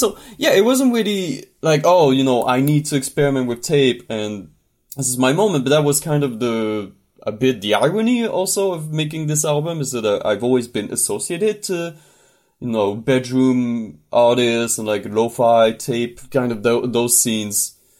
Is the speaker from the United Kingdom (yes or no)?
no; northern France, France; moved away as an adult; now in Montreal, Canada; I'm from France originally, from the north of France.